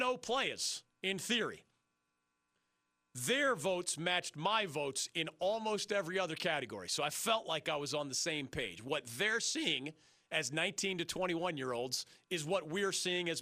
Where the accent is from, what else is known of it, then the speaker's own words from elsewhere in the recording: West Chester, Pennsylvania, United States; moved away; my hometown of Westchester, Pennsylvania